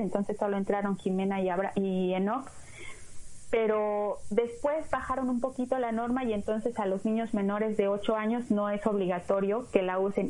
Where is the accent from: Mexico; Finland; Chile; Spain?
Mexico; now in United States; soy mexicana, amo mi país